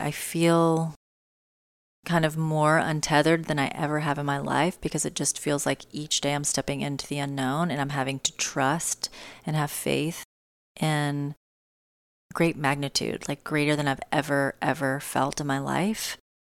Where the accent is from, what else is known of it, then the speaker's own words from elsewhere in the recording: Tennessee, United States; moved away; I am in Tennessee. I am in my home. state near my hometown